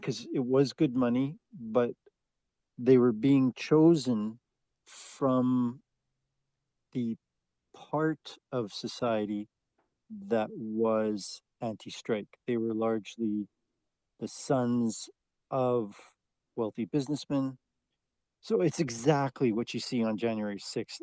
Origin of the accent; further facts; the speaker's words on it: Canada; as a Canadian